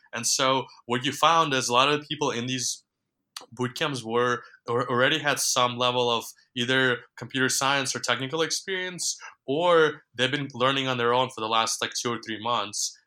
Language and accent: English; New York, United States; also born or lived in Ukraine; my family immigrated to New York when I was um, 10 or 11 years old. And just growing up in New York